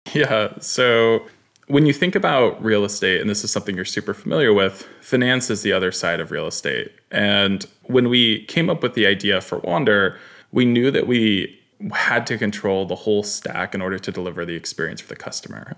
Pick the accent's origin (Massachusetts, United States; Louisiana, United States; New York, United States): New York, United States; Katonah; I grew up in New York, small town called Katona, beautiful, beautiful place outside the city